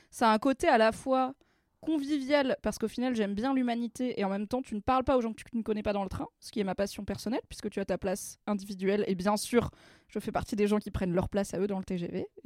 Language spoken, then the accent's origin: French; Vercors, Drôme, Auvergne-Rhône-Alpes, France; moi j'ai grandi dans le Vercors, euh, dans la Drôme